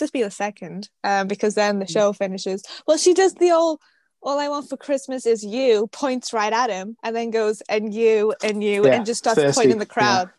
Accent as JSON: {"language": "English", "country": "United Kingdom", "said": "I'm British."}